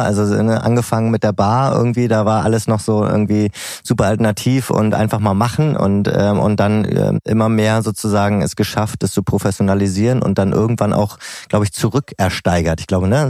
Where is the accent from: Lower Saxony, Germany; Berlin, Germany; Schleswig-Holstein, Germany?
Berlin, Germany; als Berliner